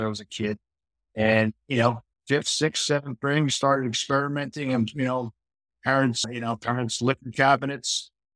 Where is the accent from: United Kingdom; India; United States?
United States; Port Washington, New York; I grew up in Long Island, a town called Port Washington, a great town.